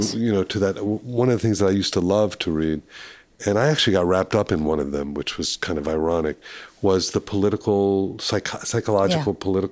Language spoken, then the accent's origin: English; Miami, Florida, United States; I grew up in Miami